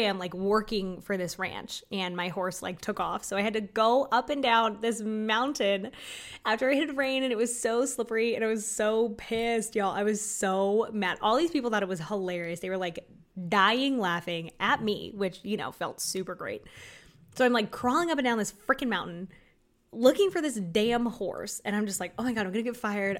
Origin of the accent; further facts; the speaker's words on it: Florida, United States; I was from Florida